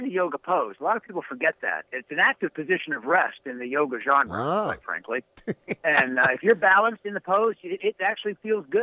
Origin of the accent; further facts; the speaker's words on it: Pittsburgh, Pennsylvania, United States; now in Chicago, United States; I'm originally from Pittsburgh, so I grew up with the Steelers